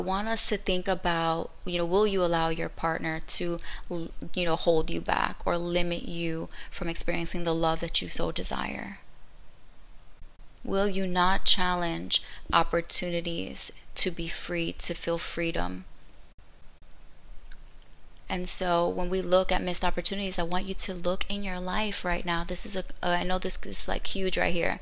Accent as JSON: {"language": "English", "town": "Orlando", "region": "Florida", "country": "United States", "tie": "born or raised there", "also_born_or_lived": "Brooklyn, New York", "said": "I'm just a girl from Brooklyn who moved to Orlando. I was raised in Orlando."}